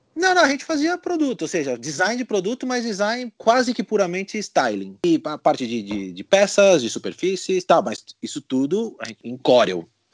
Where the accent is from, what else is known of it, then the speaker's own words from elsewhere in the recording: Brazil; moved away as an adult; now in Spain; quando eu saí do Brasil